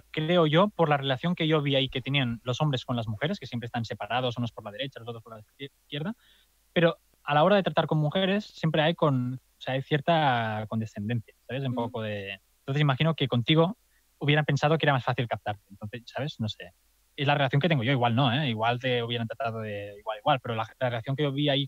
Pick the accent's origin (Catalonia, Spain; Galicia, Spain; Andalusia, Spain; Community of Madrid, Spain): Catalonia, Spain; accent: Catalan; soy de Andorra porque claro, porque mi acento catalán no se disimula fácil.